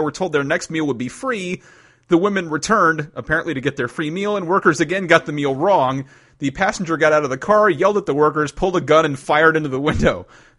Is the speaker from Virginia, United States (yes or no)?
yes; Virginia, United States; I'm scared to say this next story because it happens in my home state.